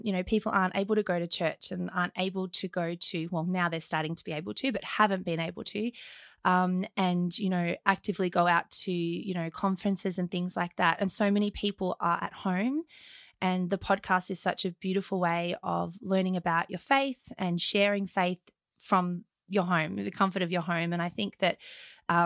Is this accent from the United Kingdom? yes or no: no; Australia; accent: very Australian; my very Australian accent